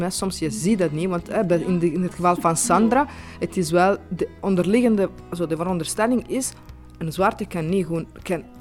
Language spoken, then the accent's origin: Dutch; Italy; Dutch is a second language; moved away as an adult; now in Belgium; ik ben Italiaans, maar ja, eh, ik woon hier sinds vijf jaar.